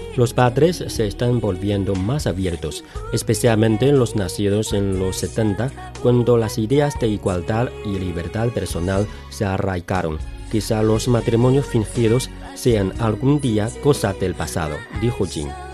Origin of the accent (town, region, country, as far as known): China